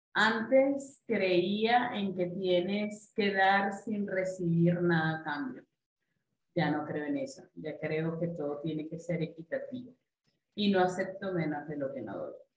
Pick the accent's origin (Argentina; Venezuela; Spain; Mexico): Venezuela; como buena venezolana, amante de las arepas.